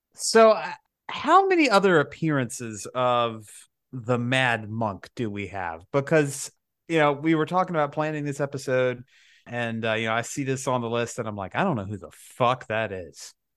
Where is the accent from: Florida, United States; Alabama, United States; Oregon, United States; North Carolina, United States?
Alabama, United States; I'm from Alabama